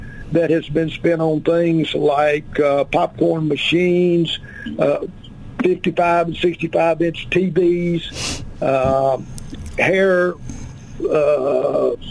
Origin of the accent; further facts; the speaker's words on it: Arkansas, United States; also born or lived in Malawi / Uganda / Mozambique; I was born and raised here in Arkansas